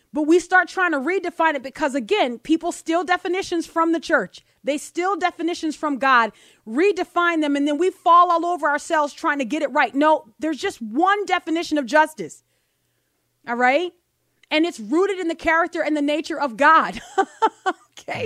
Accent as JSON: {"language": "English", "town": "New Orleans", "region": "Louisiana", "country": "United States", "also_born_or_lived": "Mississippi", "moved": "yes", "lives_now": "Tupelo, United States", "said": "we're in Mississippi. This is our headquarters. We're originally from New Orleans. Sometimes you hear that come out"}